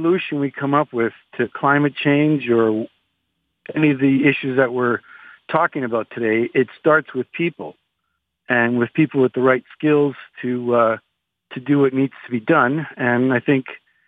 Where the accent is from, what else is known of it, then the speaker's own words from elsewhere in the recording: Canada; I had the privilege of growing up in Canada and going to school to Canadian universities and acquiring my skills here